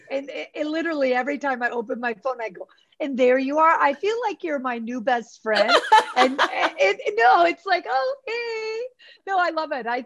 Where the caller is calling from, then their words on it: Mazatlan, Sinaloa, Mexico; I'm in uh, Mazatlan, Mexico.